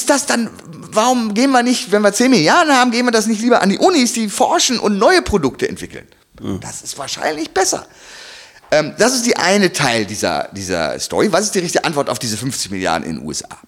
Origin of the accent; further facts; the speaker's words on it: Germany; als äh, Deutscher.